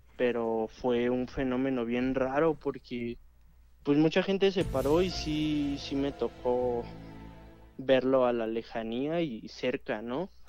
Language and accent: Spanish; Cuautitlán, State of Mexico, Mexico; Yo soy de aquí de Cuautitlán de Romero Rubio